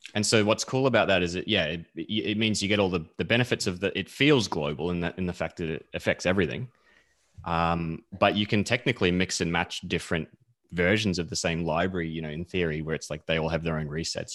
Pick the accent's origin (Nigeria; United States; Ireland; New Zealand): New Zealand; now in Melbourne, Australia; I'm actually from New Zealand originally.